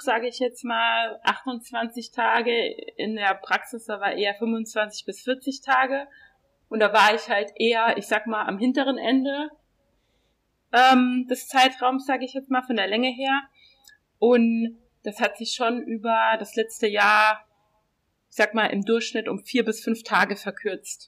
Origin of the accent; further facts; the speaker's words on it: Saarland, Germany; now in Berlin, Germany; ich komme ja aus dem Saarland